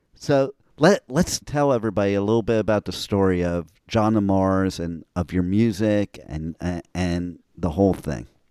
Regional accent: New Jersey, United States; moved away; also born or lived in Old Bridge, New Jersey / Los Angeles; I'm originally from Jersey

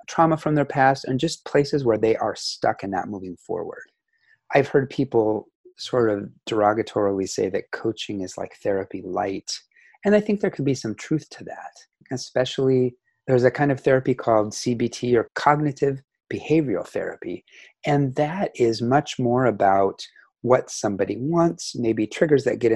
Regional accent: Seattle, Washington, United States; moved away; also born or lived in Asia / Central Coast, California; I was born in 1968 in Seattle, Washington. I'm from the US

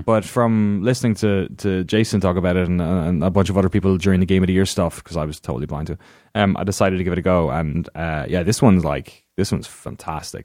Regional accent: Ireland; moved away; growing up in Ireland

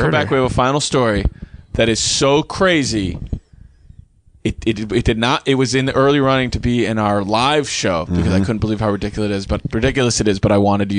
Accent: Illinois, United States; born or raised there

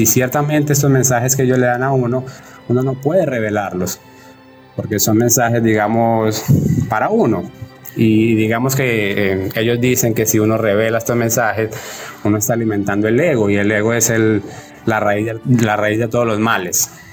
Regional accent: Colombia; moved away as an adult; now in Ecuador; yo soy colombiano, eh, pero vivo aquí en Ecuador desde hace unos ocho años.

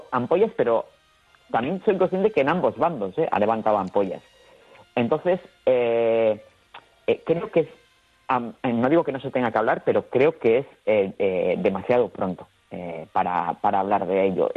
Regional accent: Bilbao, Basque Country, Spain; yo como, eh, como vasco y como habitante del País Vasco

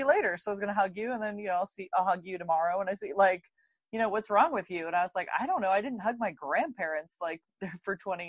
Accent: East Coast, United States; also born or lived in Boston; I grew up on the East Coast. I've always been on the East Coast.

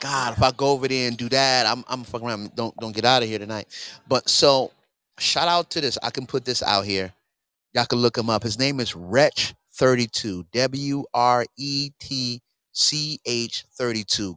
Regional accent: New York City, New York, United States; I'm from New York City, where this always happens

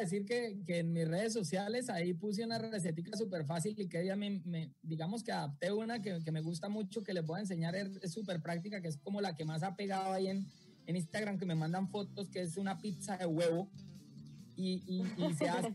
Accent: Bucaramanga, Santander, Colombia; mi tierra en Bucaramanga

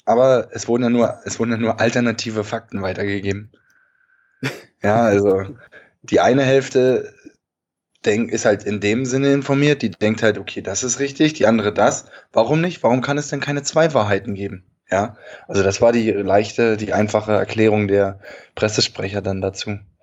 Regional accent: Germany; bei uns in Deutschland

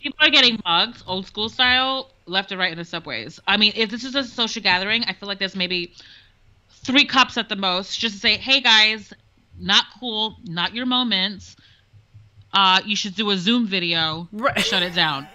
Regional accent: New York City, New York, United States; I'm from the South Bronx

